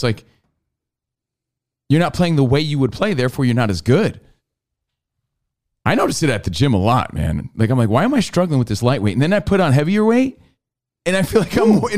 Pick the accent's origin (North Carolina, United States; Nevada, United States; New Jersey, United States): New Jersey, United States; moved away; me growing up in New Jersey